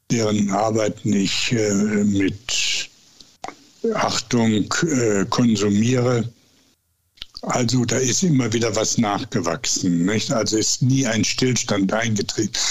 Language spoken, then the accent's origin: German; Duisburg, North Rhine-Westphalia, Germany; born there; also born or lived in Essen; now in Bergisch Gladbach, Germany; habe ich dann Duisburg zu meiner Heimat erklärt, obwohl ich da am wenigsten gewohnt habe. Das waren ja nur ein paar Monate, dann sind meine Eltern mit mir nach Essen umgezogen.